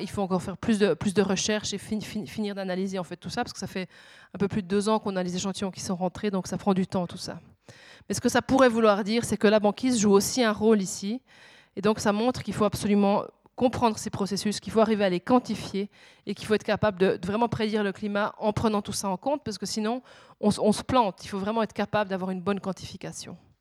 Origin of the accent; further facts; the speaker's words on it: Switzerland; je suis suisse